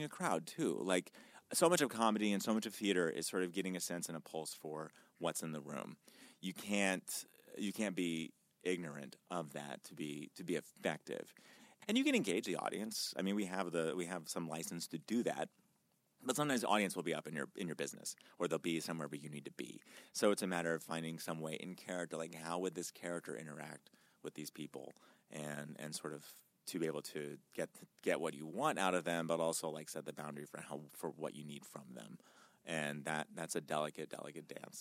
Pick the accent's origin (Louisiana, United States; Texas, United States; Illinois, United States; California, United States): Illinois, United States; Danville; born or raised there